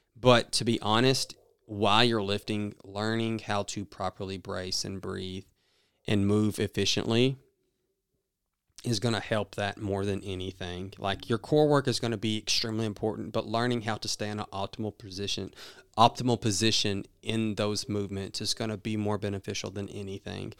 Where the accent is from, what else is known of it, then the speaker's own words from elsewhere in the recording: the South, United States; accent: southern; my southern accent